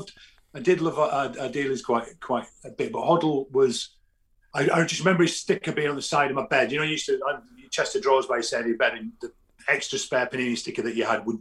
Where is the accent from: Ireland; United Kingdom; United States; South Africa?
United Kingdom; London; I come up from London, South bloody London. I could get to France quicker than here.